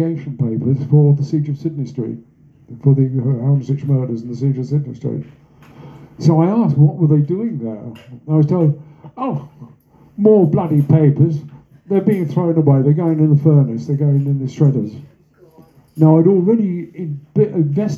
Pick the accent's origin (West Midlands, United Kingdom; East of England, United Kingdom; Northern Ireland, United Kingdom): East of England, United Kingdom; Cambridge; moved away as an adult; now in London, United Kingdom; I'm a Londoner by adoption, my hometown is Cambridge